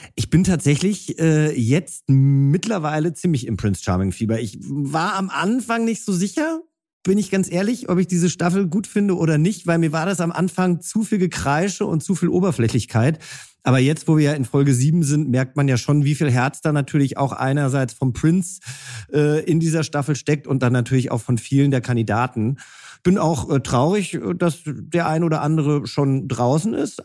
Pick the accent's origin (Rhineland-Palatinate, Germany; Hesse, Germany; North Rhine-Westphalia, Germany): Hesse, Germany; now in Berlin, Germany; ich bin ja selber auch Hesse